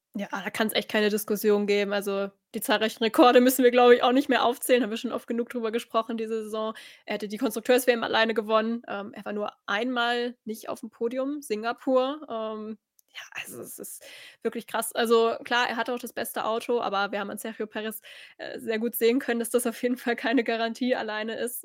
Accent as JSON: {"language": "German", "country": "Germany", "said": "als Deutsche"}